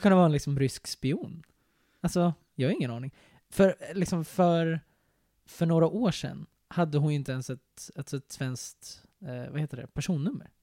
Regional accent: Sweden; jag är svensk

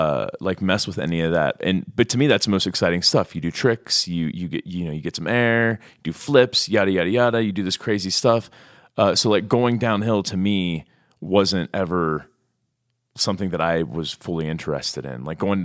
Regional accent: Lebanon, Ohio, United States; Pretend I'm not from Lebanon, Ohio.

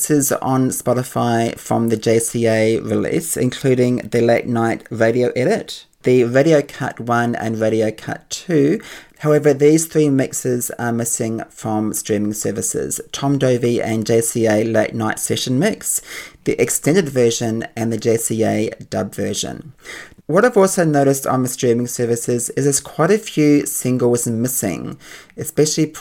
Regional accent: Auckland, New Zealand; I grew up in Auckland in New Zealand

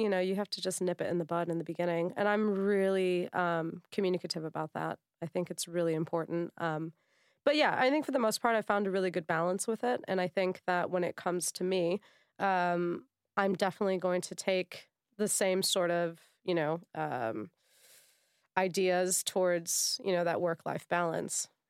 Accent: United States; moved away; being American

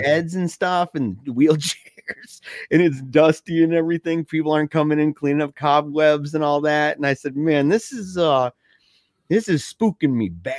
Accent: Battle Creek, Michigan, United States; we're both from Battle Creek, Michigan

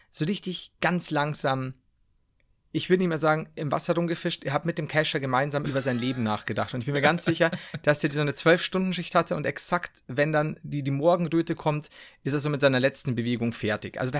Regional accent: Turkey; merkt man, ich komme aus der Türkei, da reden die so.

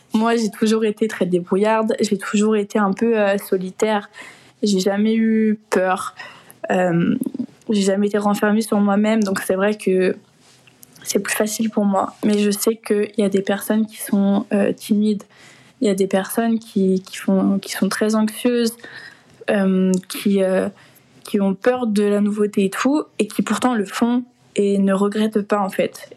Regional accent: France; moved away as an adult; also born or lived in London

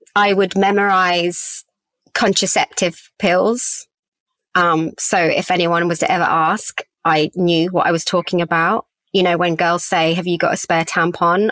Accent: England, United Kingdom; also born or lived in Australia; I was living in England. I was born in England, but as a half Aussie

